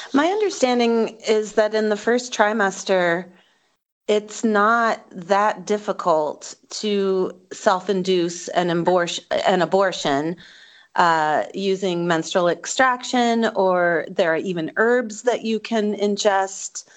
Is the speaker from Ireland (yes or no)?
no; Wisconsin, United States; my home state of Wisconsin